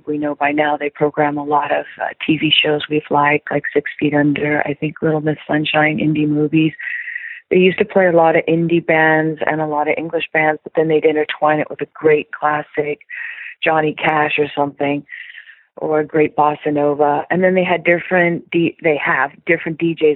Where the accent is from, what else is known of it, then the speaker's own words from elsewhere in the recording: Silicon Valley, California, United States; also born or lived in Europe; I come from Silicon Valley and I was a programmer, a coder at a very young age